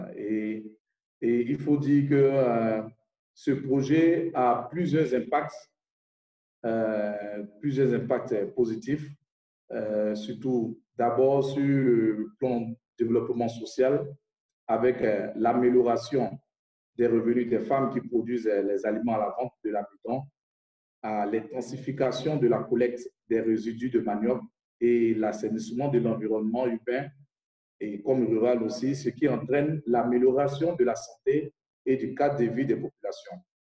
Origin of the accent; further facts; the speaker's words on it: Côte d’Ivoire; Je viens de la Côte d'Ivoire